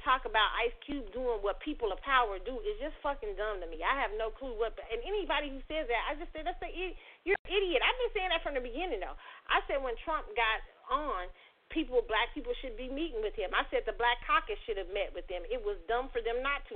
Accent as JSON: {"language": "English", "country": "United States"}